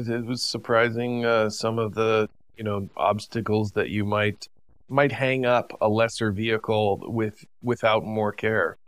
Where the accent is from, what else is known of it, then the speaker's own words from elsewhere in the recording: United States; growing up in the United States